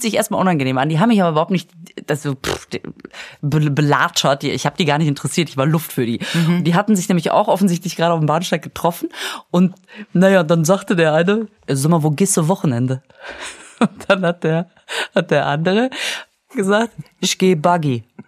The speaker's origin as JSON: {"language": "German", "town": "Münster", "region": "North Rhine-Westphalia", "country": "Germany", "said": "ich komme aus Münster"}